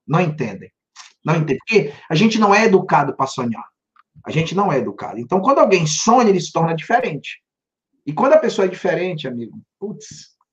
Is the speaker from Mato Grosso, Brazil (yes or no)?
no; Pará, Brazil; also born or lived in Santarém, Pará / Belém, Pará; now in Miami, United States; Eu sou natural do Pará, do interior de uma cidade chamada Santarém, e com sete anos eu fui morar numa ilha.